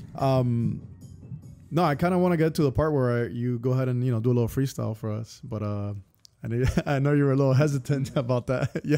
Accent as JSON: {"language": "English", "country": "Cuba", "moved": "yes", "lives_now": "Miami, United States", "said": "I'm from Cuba"}